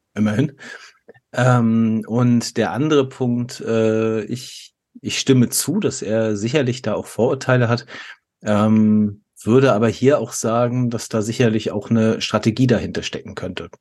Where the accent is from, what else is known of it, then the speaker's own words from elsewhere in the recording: Germany; als Deutscher